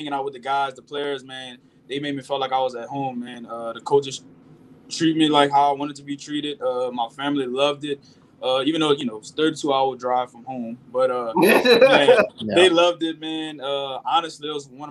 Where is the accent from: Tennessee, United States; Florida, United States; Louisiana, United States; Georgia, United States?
Louisiana, United States; Opelousas; moved away; I grew up in Opelousas, Louisiana, a small town about 45 minutes away from Baton Rouge, Louisiana.